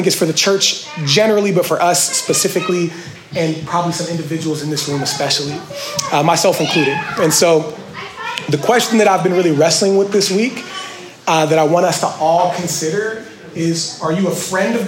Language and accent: English; Washington, Pennsylvania, United States; I grew up in Washington, PA, really poor